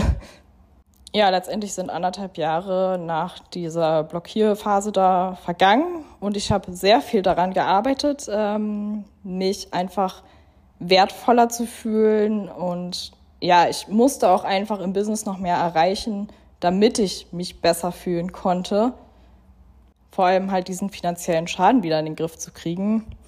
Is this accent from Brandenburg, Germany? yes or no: no; Berlin, Germany; moved away as an adult; now in Dubai, United Arab Emirates; in Berlin, in meiner Heimat